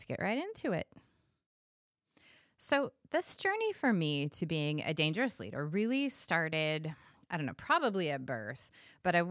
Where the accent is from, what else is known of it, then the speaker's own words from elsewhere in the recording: California, United States; I was born and raised in California